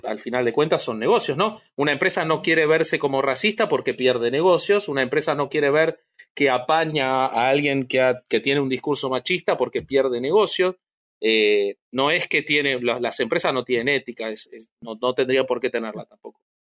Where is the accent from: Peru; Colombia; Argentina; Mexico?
Argentina; yo siendo de la Argentina